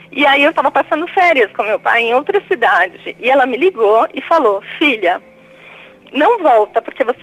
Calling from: São Paulo, Brazil; Eu falo de São Paulo, Padre, capital.

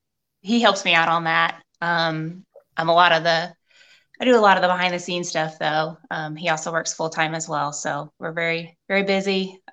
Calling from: Indiana, United States; Southern Indiana.

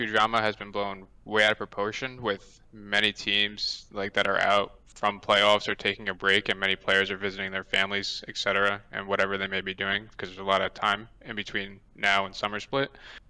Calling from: New York, United States; Orange County, New York.

